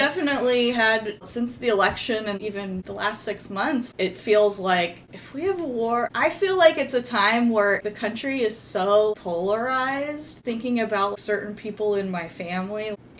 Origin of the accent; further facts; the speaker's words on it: North Florida, United States; I grew up in North Florida in the 80s.